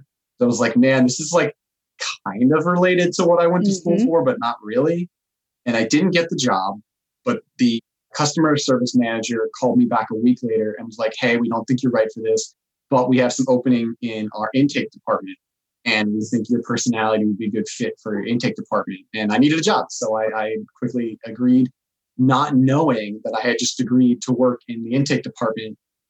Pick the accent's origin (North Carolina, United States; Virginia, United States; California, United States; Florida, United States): Florida, United States; Pasco County; moved away as an adult; also born or lived in Denver, Colorado / Salt Lake City, Utah; we're from Florida